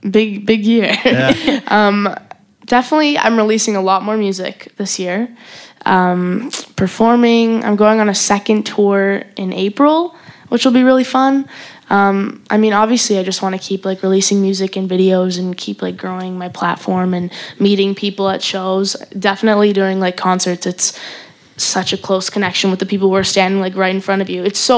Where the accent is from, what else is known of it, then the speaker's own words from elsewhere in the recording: Calgary, Alberta, Canada; Calgary, Canada.